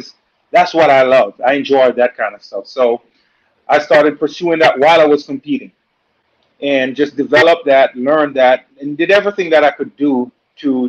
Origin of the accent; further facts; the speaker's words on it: Jamaica; also born or lived in Louisiana; now in United States; I'm from Jamaica. You know, grew up in Jamaica in a two-bedroom home